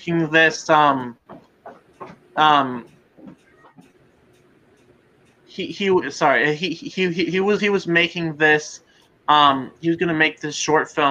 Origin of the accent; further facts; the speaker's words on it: Milwaukee, Wisconsin, United States; I'm from Milwaukee